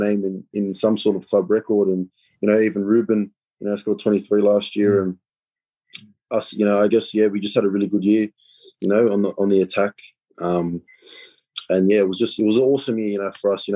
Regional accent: New South Wales, Australia; I'm a proud New South Welshman

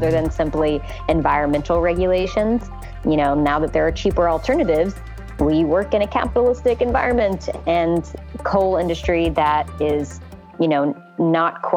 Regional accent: West Virginia, United States; I'm from West Virginia

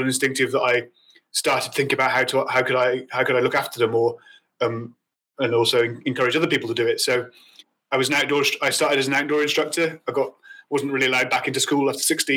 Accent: Mid Wales, United Kingdom; also born or lived in Birmingham; I grew up in Mid Wales. I wasn't born in Mid Wales. I was born in Birmingham, and so lucky that my mum loved a program called The Good Life, and we moved to Mid Wales when I was 4

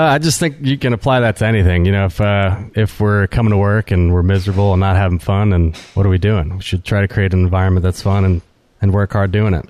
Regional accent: New Orleans, Louisiana, United States; also born or lived in Alabama; growing up in New Orleans

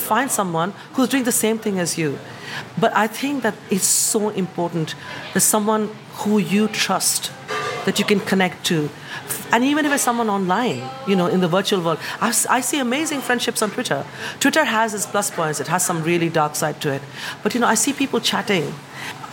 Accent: India; moved away as an adult; now in United Kingdom; I am from the East and from the West. In my accent, you hear it.

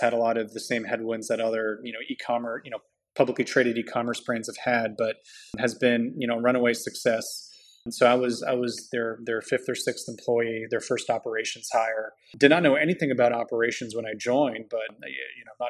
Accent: Toronto, Ontario, Canada; moved away as an adult; also born or lived in Montreal; now in United States; I was born and raised up in Toronto.

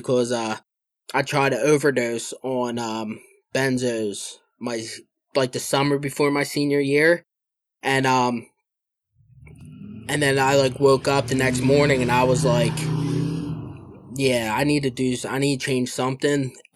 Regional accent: Philadelphia, Pennsylvania, United States; I'm from Philadelphia, and I'm a co-host of another recovery podcast

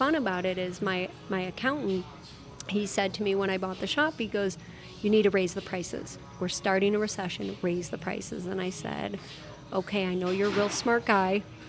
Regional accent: Chicago, Illinois, United States; now in Arizona, United States; I grew up in Chicago. I grew up in a small town in Chicago. You knew everybody.

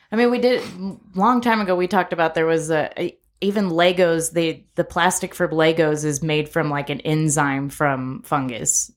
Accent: Corpus Christi, Texas, United States; now in Lubbock, United States; growing up in Corpus

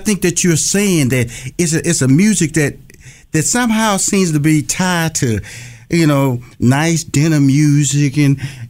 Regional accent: Houston, Texas, United States; I'm originally from Houston, Texas, born and raised.

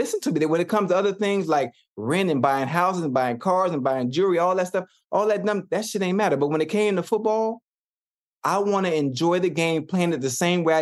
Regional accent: Miami, Florida, United States; I'm from Miami. I'm from Liberty City, this beautiful place called Dade County

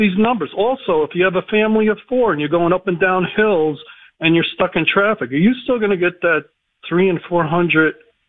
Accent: United States; I'm a transplant from the New Jersey, New York area, and I'm in central PA now.

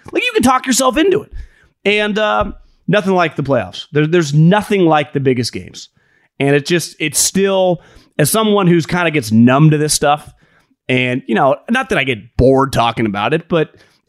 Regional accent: Northern California, United States; growing up in Northern California around the 49ers

